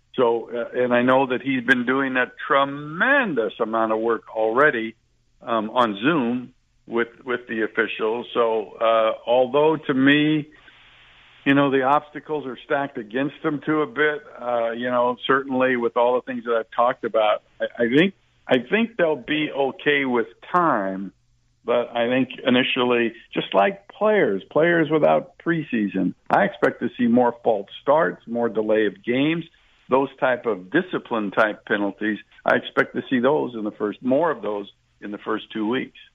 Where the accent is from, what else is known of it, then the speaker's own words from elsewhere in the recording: West Coast, United States; I grew up on the West Coast